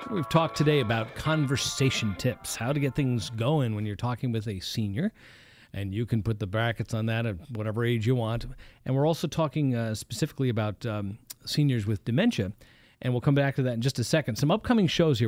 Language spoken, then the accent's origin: English; East Coast, United States; moved away; I come from the East Coast